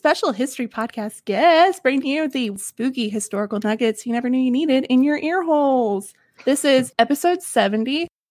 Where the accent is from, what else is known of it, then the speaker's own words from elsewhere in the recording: the Ozarks, United States; moved away; my accent gets really thick because I'm originally from the Ozarks